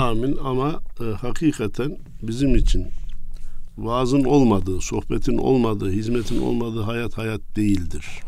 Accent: Kayseri, Kayseri Province, Turkey; moved away; Erkilet nahiyemiz var. Kayseri'ye önce 10 kilometreydi arada şimdi 3-4 kilometre kaldı. Birleşti artık. Birleşti, merkeze bağlandı. Orada doğdum. İlkokulu orada bitirdim.

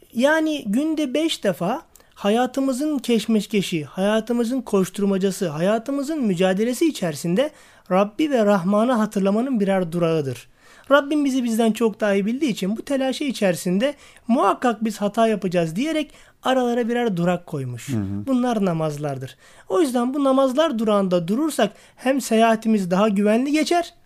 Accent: Istanbul, Turkey; also born or lived in Niksar, Tokat (ancestral); ben 1974 İstanbul doğumluyum. E, aslen Tokat Niksarlıyım. E, Başakşehir'de ikamet ediyorum.

